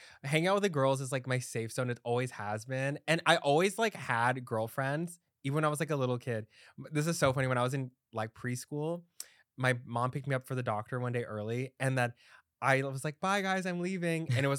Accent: Dallas, Texas, United States; now in New York, United States; I'm from Dallas.

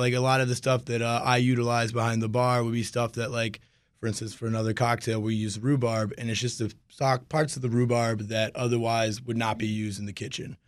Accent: Alexandria, Virginia, United States; moved away as an adult; also born or lived in New Orleans; I'm actually a local boy. I grew up in Alexandria

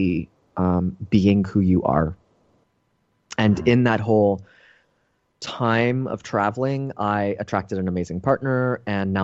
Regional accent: Toronto, Ontario, Canada; moved away; I'm originally from Toronto, Canada

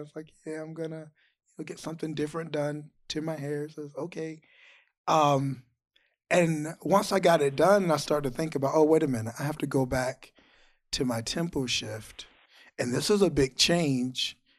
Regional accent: Georgia, United States; I grew up in Georgia.

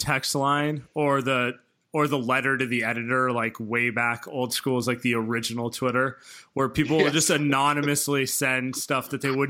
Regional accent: East Bay, California, United States; moved away as an adult; now in San Francisco, United States; I grew up in the East Bay, and obviously I live in the city now

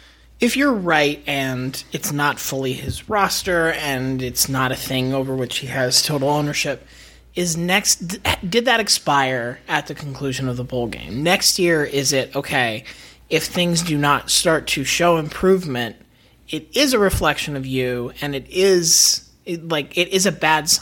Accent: Tampa, Florida, United States; I grew up in Tampa.

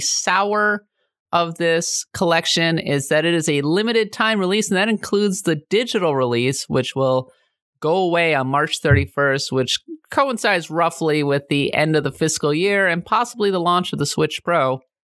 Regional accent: Minnesota, United States; I'm way more in touch with my German and Norwegian heritage because I'm from Minnesota

